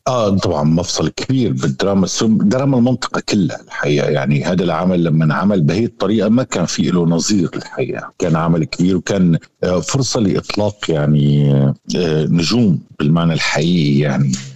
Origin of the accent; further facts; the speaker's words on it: Syria; نحن كسوريين